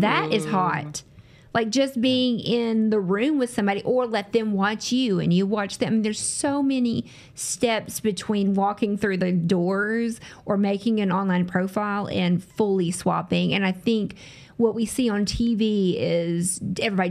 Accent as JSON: {"language": "English", "region": "the South", "country": "United States", "tie": "born or raised there", "accent": "southern", "said": "I'm from the South, if you can't hear tell by my voice. I'm from the South. So I grew up in the same area, lived here my whole life"}